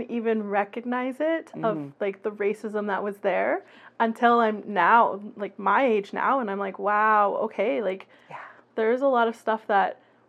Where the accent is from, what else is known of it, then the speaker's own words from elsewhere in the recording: Red Deer, Alberta, Canada; I was born and raised in the Red Deer area, but my family on my father's side is from the Lenape Nation. They are in Moravian Town, Southern Ontario.